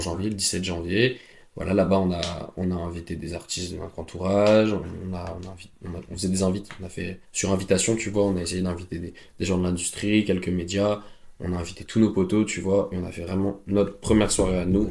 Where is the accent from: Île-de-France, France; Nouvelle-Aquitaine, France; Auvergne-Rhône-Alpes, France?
Auvergne-Rhône-Alpes, France; Drôme; now in Paris, France; dans ma maison euh, dans la Drôme